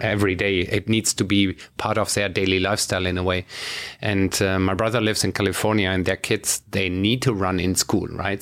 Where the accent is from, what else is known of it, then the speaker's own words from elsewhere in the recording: Germany; my home country, you know, Germany